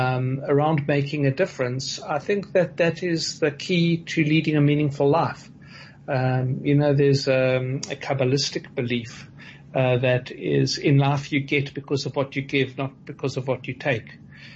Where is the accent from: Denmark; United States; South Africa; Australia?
South Africa; Port Elizabeth, Eastern Cape; the community I grew up with in Port Elizabeth